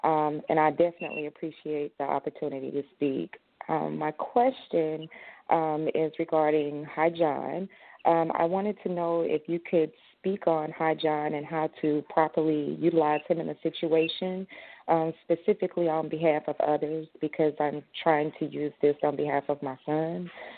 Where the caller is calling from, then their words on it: Atlanta, Georgia, United States; I am calling from Atlanta, Georgia.